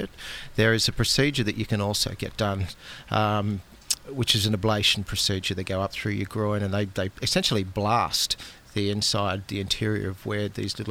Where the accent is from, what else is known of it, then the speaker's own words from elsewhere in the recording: Australia; I'm typical Aussie bloke